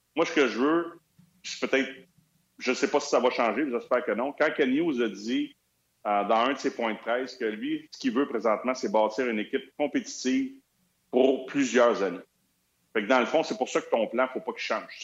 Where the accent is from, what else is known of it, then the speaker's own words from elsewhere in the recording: Montreal, Quebec, Canada; first language French; je suis un francophone. Mon anglais n'est pas parfait non plus. Il n'est pas pire parce que j'ai été élevé dans West Island.